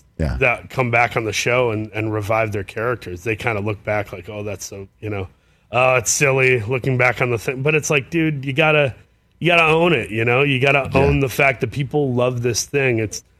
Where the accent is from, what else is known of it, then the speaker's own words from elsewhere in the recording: Saginaw, Michigan, United States; Originally from Saginaw, Michigan.